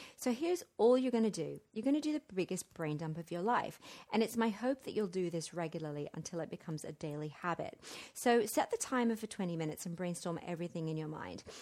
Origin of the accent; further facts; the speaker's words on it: London, United Kingdom; now in Central America; I'm staying in my hometown of Wimbledon